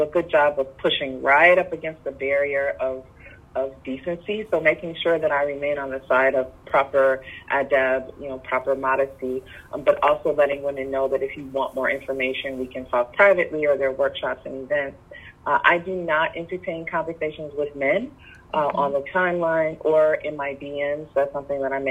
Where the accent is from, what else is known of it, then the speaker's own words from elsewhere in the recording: Detroit, Michigan, United States; moved away as an adult; also born or lived in Phoenix, Arizona; Detroit. That's my hometown.